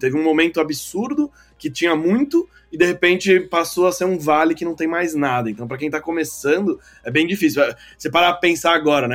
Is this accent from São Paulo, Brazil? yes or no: yes; São Paulo, Brazil; moved away as an adult; Eu falo isso como paulistano, eu sou nascido e criado em São Paulo.